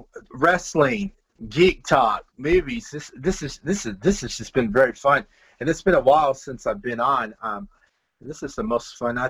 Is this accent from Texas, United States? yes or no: no; Bakersfield, California, United States; now in Midwest, United States; I grew up in California all my life, but I live in the Midwest.